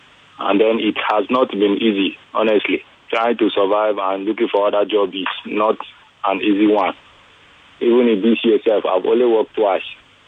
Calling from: Ibeju-Lekki, Lagos, Nigeria; I'm calling from Ibejuleki.

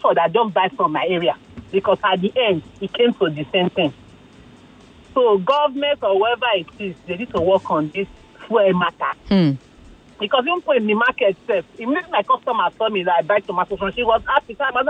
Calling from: Ikeja, Lagos, Nigeria; I'm calling from Ikeja.

